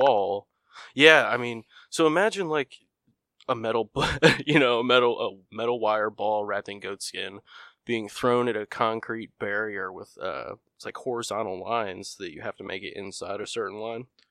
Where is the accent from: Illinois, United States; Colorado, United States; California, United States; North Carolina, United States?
Illinois, United States; I'm from Illinois